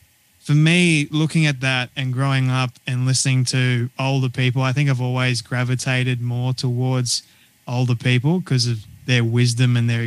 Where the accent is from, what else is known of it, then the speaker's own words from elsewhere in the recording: Sydney, New South Wales, Australia; moved away as an adult; now in Sunshine Coast, Australia; I was born and raised in Sydney, Australia, and we recently moved to the good old sunny coast in Queensland